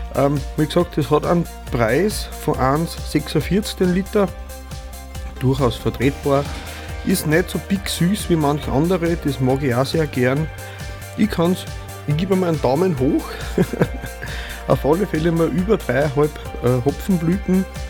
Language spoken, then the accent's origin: German; Vöcklabruck District, Upper Austria, Austria; nahe meiner Geburtsheimat liegt. Ich bin aus Bezirk Vöcklerbruck in Oberösterreich